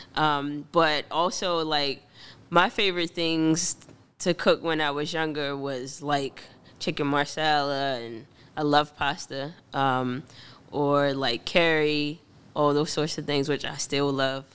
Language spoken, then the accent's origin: English; Baltimore, Maryland, United States; also born or lived in Woodlawn / Pikesville; born and raised in Baltimore